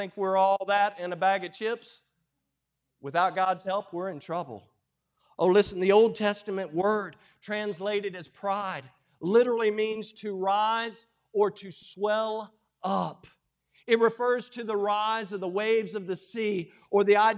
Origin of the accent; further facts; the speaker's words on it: United States; I'm as American as they come